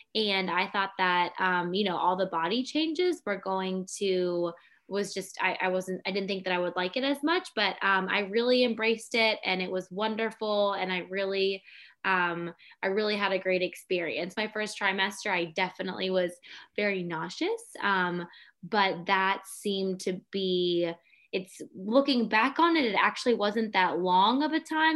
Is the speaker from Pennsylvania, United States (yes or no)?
yes; Pittsburgh, Pennsylvania, United States; moved away as an adult; also born or lived in High Point, North Carolina / Melbourne, Australia; I grew up in Pittsburgh, Pennsylvania.